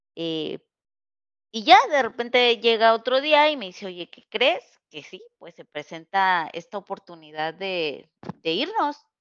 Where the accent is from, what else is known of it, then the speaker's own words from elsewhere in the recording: Mexico; moved away as an adult; also born or lived in Querétaro; now in California, United States; Nosotros somos mexicanas y nos mudamos a Estados Unidos.